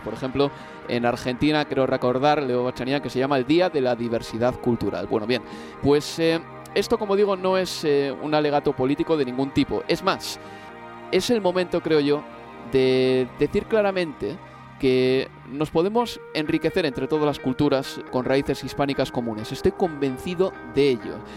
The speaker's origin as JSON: {"language": "Spanish", "town": "Bilbao", "region": "Basque Country", "country": "Spain", "said": "yo soy bilbaíno y evidentemente también tendré un acento"}